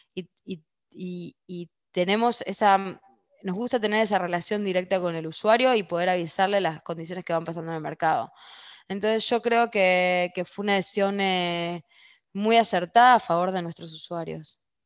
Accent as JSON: {"language": "Spanish", "country": "Argentina", "moved": "yes", "said": "como argentina"}